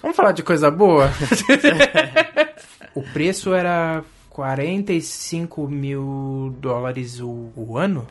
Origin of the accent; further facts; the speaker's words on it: Brazil; moved away as an adult; also born or lived in São Paulo; vim do Brasil